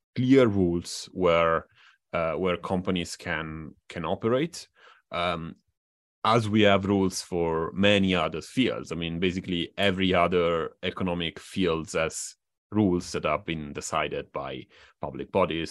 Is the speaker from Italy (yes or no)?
yes; Italy; in Italy, my my home country.